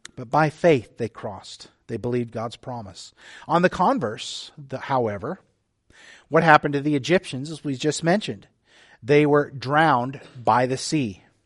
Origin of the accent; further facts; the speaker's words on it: the Texas coast, United States; now in Oak Harbor, United States; I grew up on the Texas coast, you know, with the Gulf of Mexico